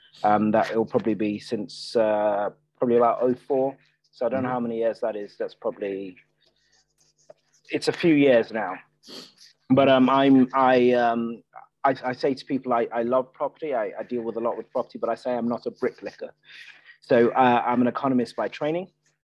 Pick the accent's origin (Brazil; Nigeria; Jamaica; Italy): Nigeria; also born or lived in Ireland / United Kingdom; I grew up in three different countries. I grew up in Nigeria, I grew up in Ireland, and I grew up in the UK, six different secondary schools, for us settling down on a grammar school in Surrey.